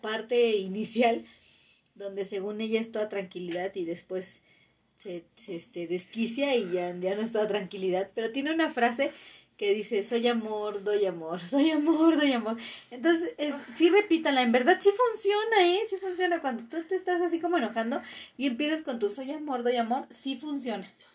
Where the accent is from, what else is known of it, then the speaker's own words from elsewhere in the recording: Mexico; como mexicanos